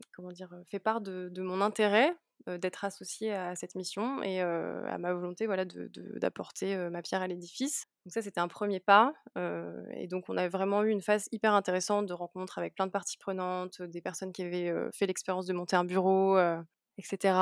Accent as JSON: {"language": "French", "town": "Lyon", "region": "Auvergne-Rhône-Alpes", "country": "France", "also_born_or_lived": "Münster, Germany / Warsaw, Poland / Brussels, Belgium", "moved": "yes", "lives_now": "Lille, France", "said": "moi je viens de la région lyonnaise, donc de Lyon"}